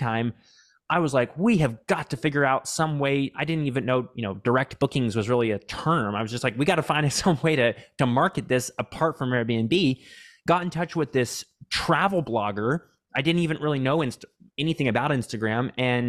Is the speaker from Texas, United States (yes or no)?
yes; Texas, United States; I grew up here in Central Texas on a farm with 9 siblings, actually.